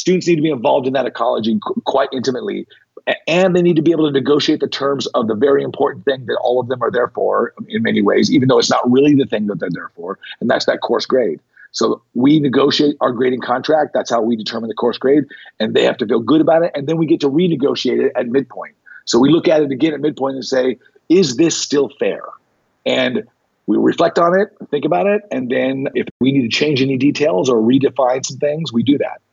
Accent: North Las Vegas, Nevada, United States; I grew up in North Las Vegas, which was African-American ghetto.

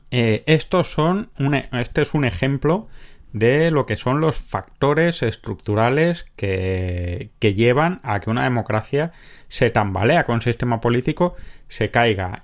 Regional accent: a village near Granada, Andalusia, Spain; cuando yo era pequeño en mi pueblo había que ir para todo a Granada

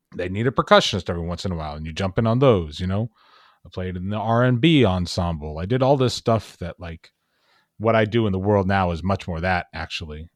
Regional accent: Dallas, Texas, United States; moved away as an adult; also born or lived in Miami; I was born and raised in Dallas, Texas

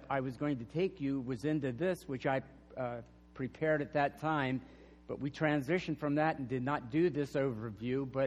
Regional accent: York County, Pennsylvania, United States; moved away as an adult; now in Arizona, United States; we're originally from York. We both grew up in York County

